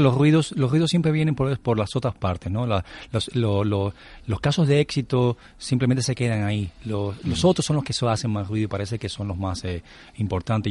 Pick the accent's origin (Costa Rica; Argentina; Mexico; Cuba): Cuba; moved away; como buen cubano